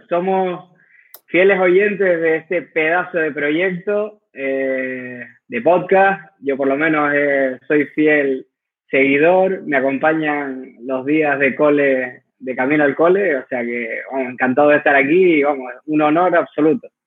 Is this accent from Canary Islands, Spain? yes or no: yes; Tenerife, Canary Islands, Spain; yo soy de las Islas Canarias, también con Javi, de Tenerife, pero del sur de la isla